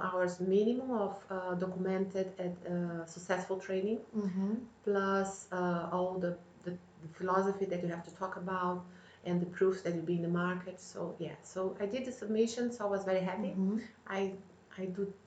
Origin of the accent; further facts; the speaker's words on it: Brazil; moved away as an adult; now in London, United Kingdom; I come from Brazil, although I have dual nationality, I'm also Italian